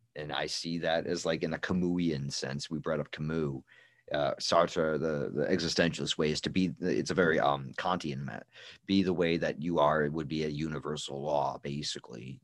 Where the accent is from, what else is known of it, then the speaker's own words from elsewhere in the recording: United States; I'm an American